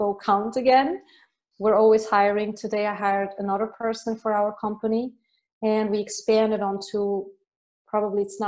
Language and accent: English; Switzerland; moved away as an adult; also born or lived in Ireland; I left Switzerland after 2 weeks. And then I moved to Ireland, and I didn't return. Mm-hmm. Since then I basically left, and I still love my home country